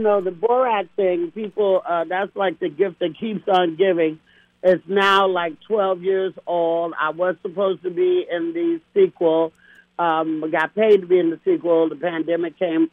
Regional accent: Castro Valley, California, United States; also born or lived in Oakland, California / Hayward, California; Then my family moved me and educated me in the white suburbs of Oakland called Castro Valley, California

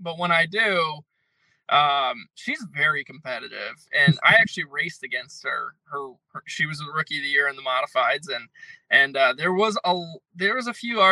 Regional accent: Connecticut, United States; I'm from Connecticut

